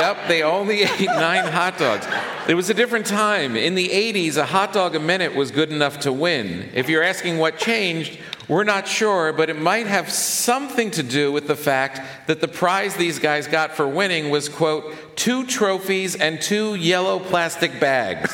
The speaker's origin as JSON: {"language": "English", "region": "New York", "country": "United States", "said": "as a New Yorker"}